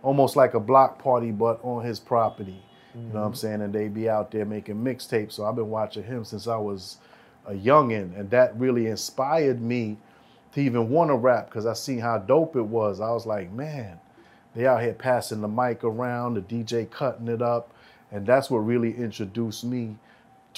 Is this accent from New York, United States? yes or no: yes; New York City, New York, United States; I'm from Church and 31st